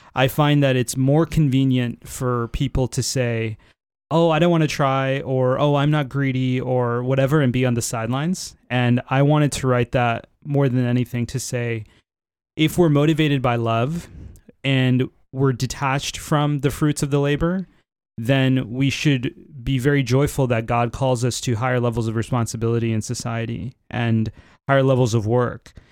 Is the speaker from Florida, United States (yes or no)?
yes; Florida, United States; moved away; also born or lived in San Francisco, United States / Northern California, United States; I was born in Florida, but then I found my way to San Francisco, where I had the majority of my career so far